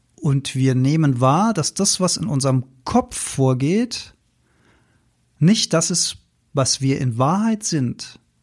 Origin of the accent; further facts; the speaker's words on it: Rhenish Hesse, Rhineland-Palatinate, Germany; Gebabbel, wie wir bei uns in Rheinhessen sagen